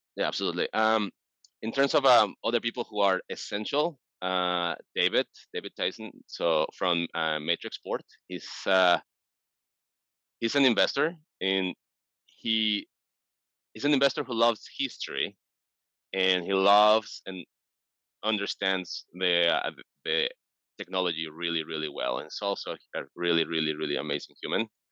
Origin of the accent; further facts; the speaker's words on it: Mexico City, Mexico; now in San Francisco, United States; I'm originally from Mexico City